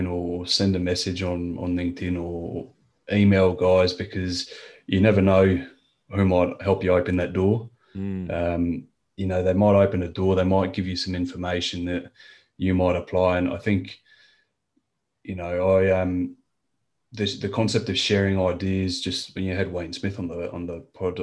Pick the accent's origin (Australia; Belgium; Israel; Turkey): Australia; now in France; being French Australian.